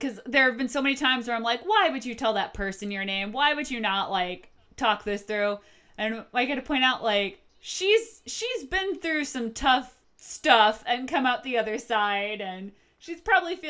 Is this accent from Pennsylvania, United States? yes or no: no; Connecticut, United States; moving back to Connecticut and getting a job at Borders, like everyone in my hometown